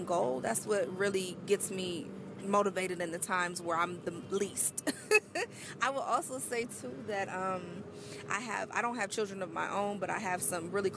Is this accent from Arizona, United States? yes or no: yes; Arizona, United States; moved away; back home in Arizona